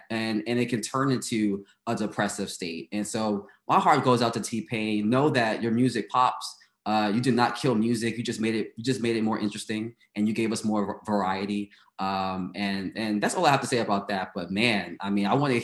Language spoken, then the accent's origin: English; New York City, New York, United States; moved away as an adult; I came from Brooklyn.